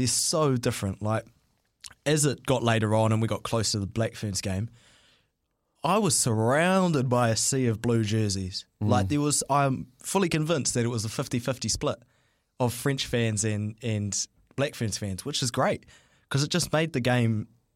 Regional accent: Auckland, New Zealand; growing up in Auckland, being an Auckland boy

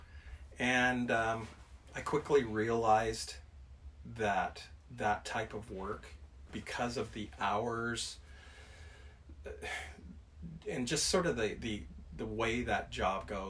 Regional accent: Alberta, Canada; also born or lived in Calgary, Alberta / Edmonton, Alberta; now in Forest Grove, United States; I was born and raised in Canada.

